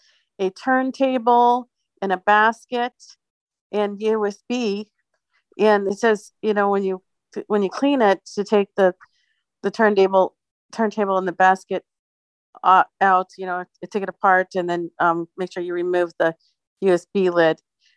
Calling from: Phoenix, Arizona, United States; Hey, Jeannie and everybody. I'm here in Phoenix.

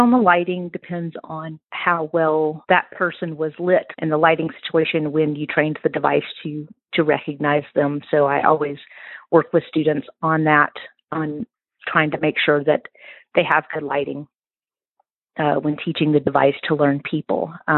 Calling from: Mississippi, United States; I'm calling in from Mississippi in the United States.

